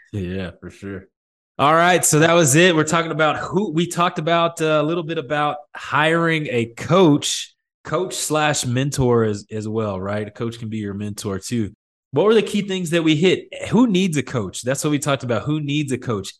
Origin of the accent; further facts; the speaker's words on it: Midland, Texas, United States; moved away; I come from Midland, Texas, where all we do is oil and play high school football